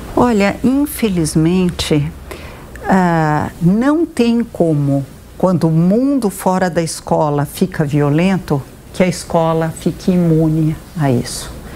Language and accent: Portuguese; Brazil; eu sou, por exemplo, filha de imigrantes, como vocês mostraram, e isso faz parte, integra a minha identidade, Sim. eu sou brasileira